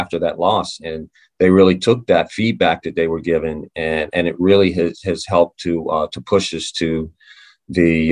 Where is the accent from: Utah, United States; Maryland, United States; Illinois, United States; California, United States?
Maryland, United States; I'm from Maryland.